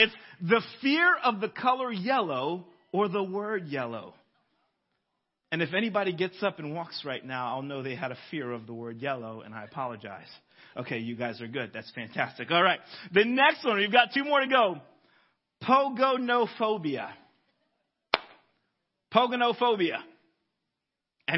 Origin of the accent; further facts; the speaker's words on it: Florida, United States; I'm from Florida